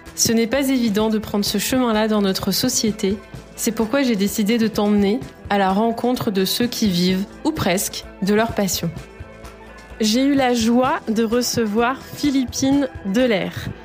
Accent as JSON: {"language": "French", "town": "Lyon", "region": "Auvergne-Rhône-Alpes", "country": "France", "said": "je viens de Lyon"}